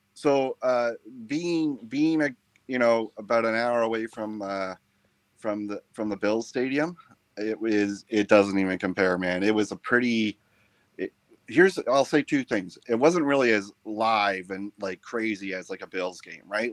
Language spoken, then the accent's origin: English; Canada; now in Toronto, Canada; being a Canadian